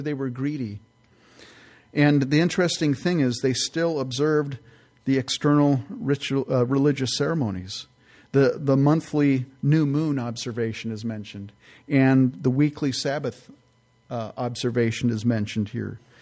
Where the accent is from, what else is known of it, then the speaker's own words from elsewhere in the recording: California, United States; moved away; also born or lived in San Francisco Bay Area; I grew up in California